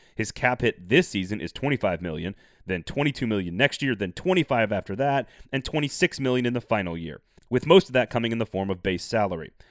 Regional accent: Texas, United States; moved away; also born or lived in Tennessee; As a Packers fan growing up in Texas in the nineties

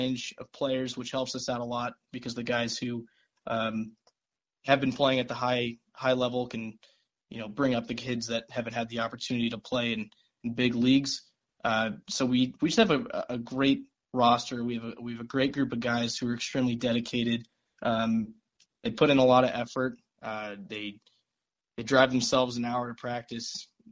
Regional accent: Las Vegas, Nevada, United States; moved away as an adult; now in Lawrence, United States; I'm a native from Las Vegas, Nevada

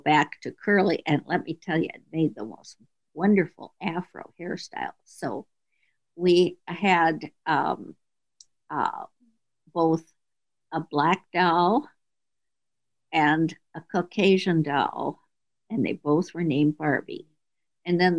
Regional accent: Minneapolis, Minnesota, United States; moved away; I grew up in Minneapolis and left there

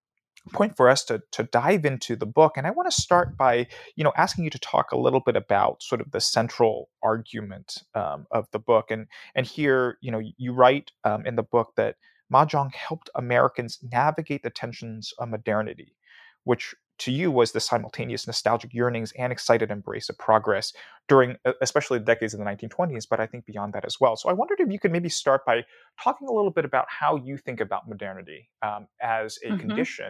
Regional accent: Hong Kong; I certainly remember I grew up in Hong Kong, and at family weddings or family events, the kind of green felt table would come up

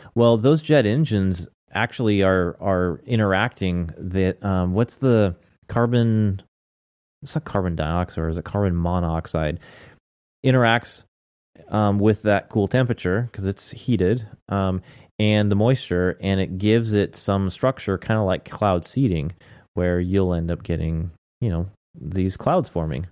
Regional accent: United States; I'm an American

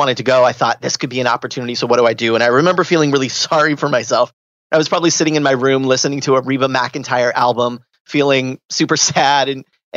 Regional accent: Southern California, United States; I grew up in Southern California

